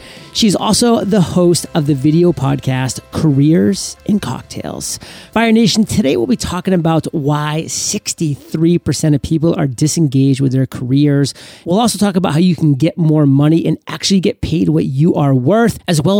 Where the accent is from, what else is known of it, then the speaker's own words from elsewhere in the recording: Maine, United States; when I grew up in Maine, our neighbor at our lake house always came for the summers from Wisconsin.